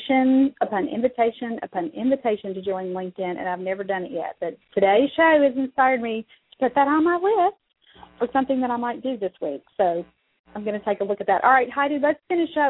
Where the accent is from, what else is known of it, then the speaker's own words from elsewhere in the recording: Mississippi, United States; I'm from Mississippi